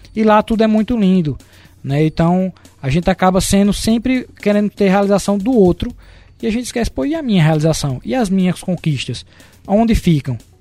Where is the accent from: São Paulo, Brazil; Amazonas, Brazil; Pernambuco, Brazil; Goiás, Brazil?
Pernambuco, Brazil; Caruaru; nós somos de Caruaru